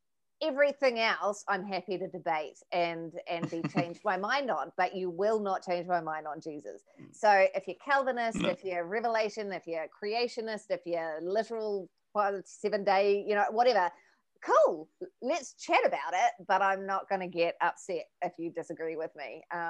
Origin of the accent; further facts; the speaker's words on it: Taupo, Waikato, New Zealand; I am from Taupo, New Zealand